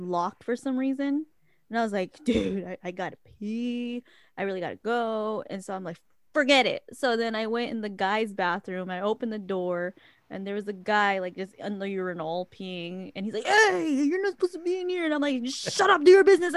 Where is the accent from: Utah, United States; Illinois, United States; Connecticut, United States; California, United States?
California, United States; Stockton; how we talk in Stockton